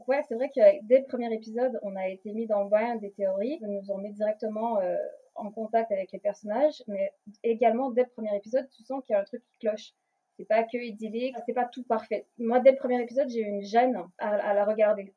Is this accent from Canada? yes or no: yes; Quebec, Canada; moved away as an adult; now in Paris, France; Je suis québécoise, mais j'habite à Paris depuis bientôt 6 ans